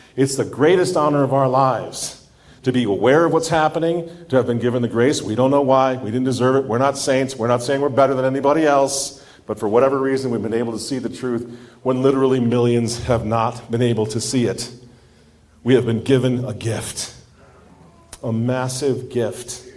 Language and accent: English; Minneapolis, Minnesota, United States; I come from Minneapolis